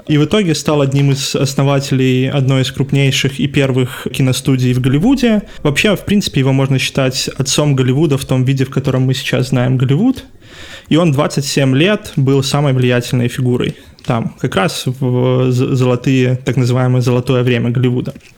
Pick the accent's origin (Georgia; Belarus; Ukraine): Belarus; мы, как белорусы